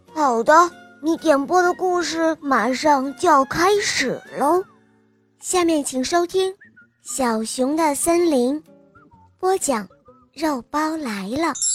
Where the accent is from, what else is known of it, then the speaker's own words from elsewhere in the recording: Ningde, Fujian, China; 我今年六岁了，我来自福建宁德